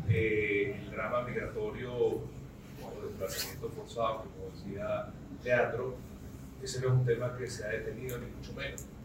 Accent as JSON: {"language": "Spanish", "country": "Venezuela", "said": "nosotros como venezolanos"}